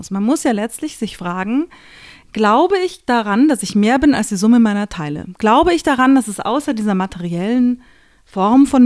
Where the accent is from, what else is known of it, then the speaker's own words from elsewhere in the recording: Austria; ich bin Österreicher, wobei die Österreicher sagen werden, was? Die ist doch keine